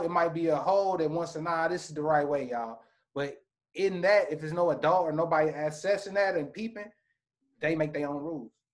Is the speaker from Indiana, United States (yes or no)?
yes; Indianapolis, Indiana, United States; I'm from the Midwest, Indianapolis, Indiana.